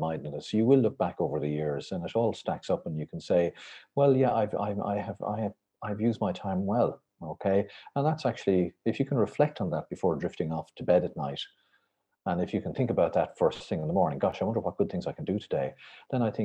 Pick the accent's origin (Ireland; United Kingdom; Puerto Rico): Ireland; when I was growing up, we were all incredibly boring, I'm afraid, white, Catholic